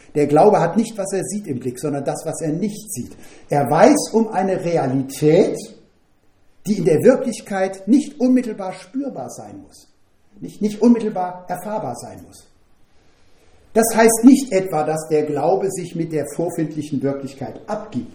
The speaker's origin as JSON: {"language": "German", "town": "Bad Ems", "region": "Rhineland-Palatinate", "country": "Germany", "tie": "born or raised there", "said": "Groß geworden in Bad Ems bin ich mit meinem Bruder zusammen bis zum Abi in ein Doppelzimmer"}